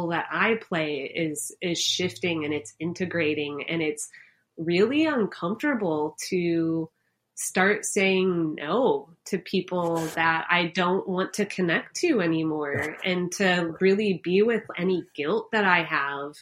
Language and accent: English; Chicago, Illinois, United States; I'm from Chicago.